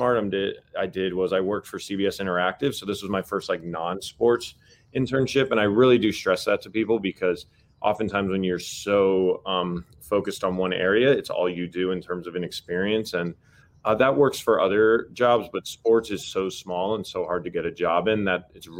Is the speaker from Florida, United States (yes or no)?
no; Los Angeles, California, United States; I grew up in Los Angeles playing high school basketball